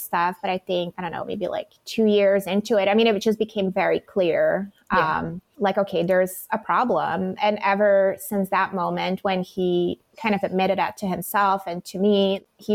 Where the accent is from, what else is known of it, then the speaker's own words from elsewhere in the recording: Belgium; moved away as an adult; I was from Belgium